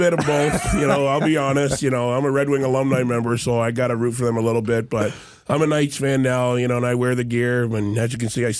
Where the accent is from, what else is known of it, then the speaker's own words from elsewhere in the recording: Windsor, Ontario, Canada; also born or lived in Detroit; now in Las Vegas, United States; I'm a former Canadian